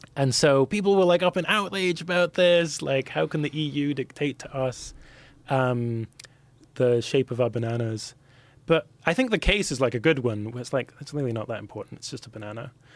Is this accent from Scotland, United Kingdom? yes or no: yes; Scotland, United Kingdom; for me as a Scot